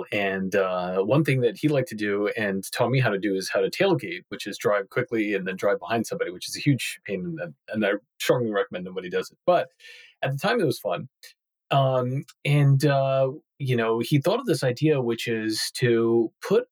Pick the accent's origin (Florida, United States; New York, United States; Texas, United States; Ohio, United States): New York, United States; Long Island; born or raised there